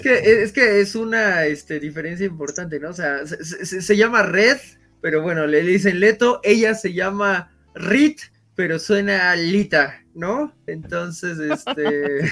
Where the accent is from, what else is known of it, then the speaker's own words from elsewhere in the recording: Mexico City, Mexico; soy de la Ciudad de México